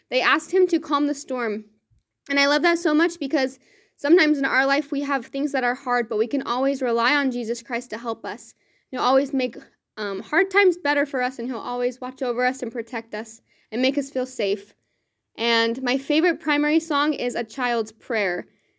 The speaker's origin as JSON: {"language": "English", "town": "Riverton", "region": "Utah", "country": "United States", "said": "I am from Riverton, Utah, and I love serving in this ward."}